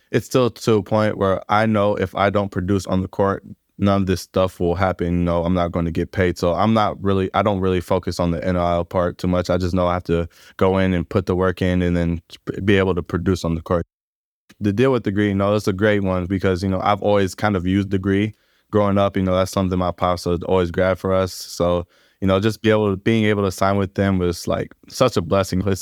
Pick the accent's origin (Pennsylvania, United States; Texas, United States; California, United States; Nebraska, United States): Nebraska, United States; Omaha; Playing the NBA has always been one of my goals, especially growing up in Omaha, Nebraska. It's not very likely to see somebody go to the NBA from Omaha.